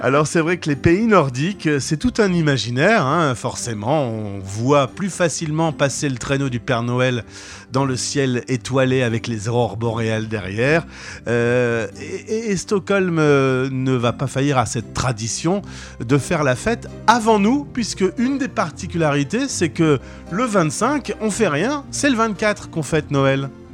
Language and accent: French; France; chez nous en France